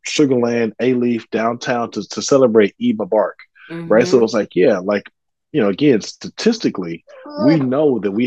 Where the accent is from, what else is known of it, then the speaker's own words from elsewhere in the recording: Cypress, Texas, United States; I grew up in Cypress